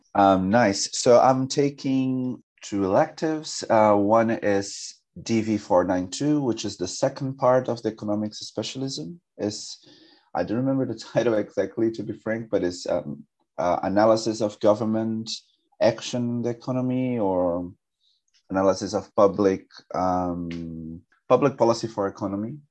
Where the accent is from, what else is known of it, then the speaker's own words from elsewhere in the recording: São José dos Campos, São Paulo, Brazil; moved away as an adult; now in London, United Kingdom; I am um, from a city called São José dos Campos. That's an hour and a half from São Paulo